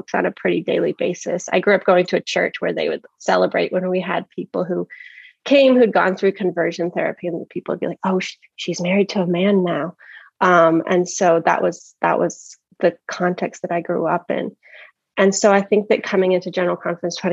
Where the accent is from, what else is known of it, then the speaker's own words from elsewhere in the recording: Philadelphia, Pennsylvania, United States; moved away as an adult; also born or lived in the South; now in Tucson, United States; went to college in the South, coming from Philadelphia